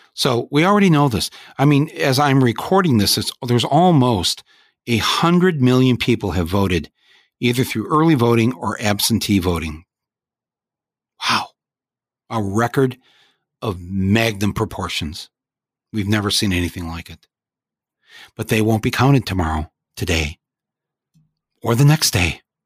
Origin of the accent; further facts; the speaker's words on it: Michigan, United States; I'm from Michigan